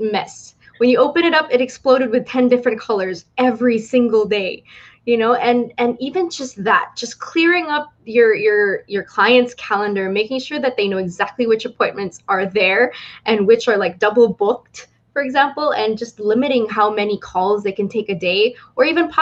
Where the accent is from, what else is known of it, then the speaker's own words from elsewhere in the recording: Philippines; I'm from the Philippines and born and raised here